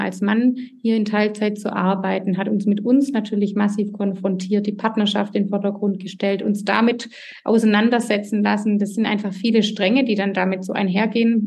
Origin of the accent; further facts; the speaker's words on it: Swabia, Germany; accent: Swabian; ich komme aus dem Schwabenland, wie man hört